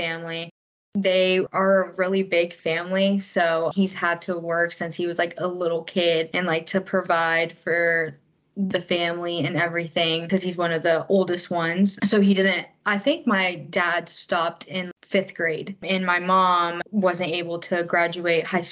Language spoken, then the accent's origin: English; Hilton Head, South Carolina, United States; moved away as an adult; now in Augusta, United States; I'm from Hilton Head, South Carolina